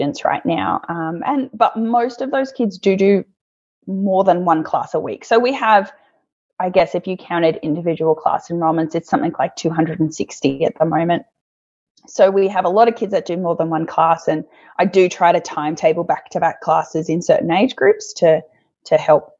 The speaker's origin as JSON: {"language": "English", "town": "Oakey", "region": "Queensland", "country": "Australia", "said": "I'm from Oakey, it's a regional town"}